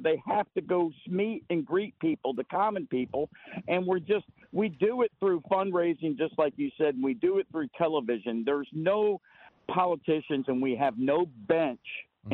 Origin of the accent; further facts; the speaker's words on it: Juno Beach, Florida, United States; moved away as an adult; now in Mobile, Alabama, United States; I was a Juno Beach boy.